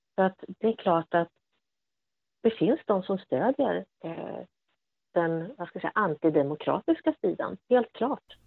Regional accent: Sweden; att komma som, som svensk kvinna till exempel och, och möta afghanska män var ju oftast väldigt okomplicerat

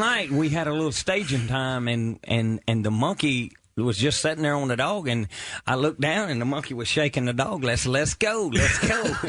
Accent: Mississippi, United States

